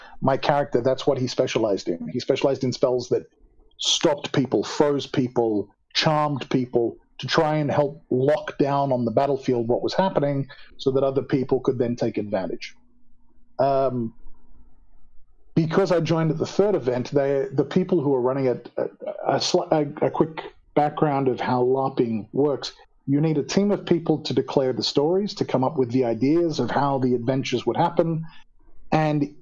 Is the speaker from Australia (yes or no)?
yes; Australia; moved away as an adult; now in South Africa; I am originally Australian. I immigrated to South Africa in 2002